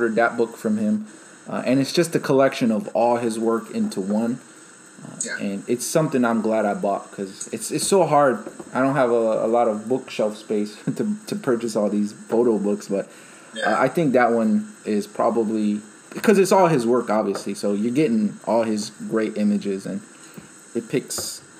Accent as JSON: {"language": "English", "town": "Chicago", "region": "Illinois", "country": "United States", "tie": "born or raised there", "moved": "as an adult", "said": "it's my hometown"}